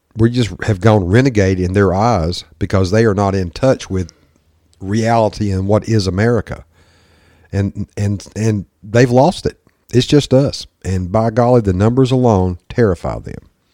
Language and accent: English; the South, United States; accent: Southern redneck; my Southern redneck accent certainly comes out.